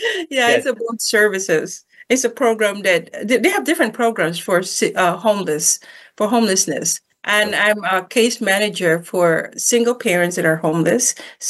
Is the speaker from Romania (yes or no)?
no; Philippines; moved away as an adult; also born or lived in Hawaii; now in United States; Being born and raised in the Philippines, and it wasn't easy being a dark-skinned person in the Philippines.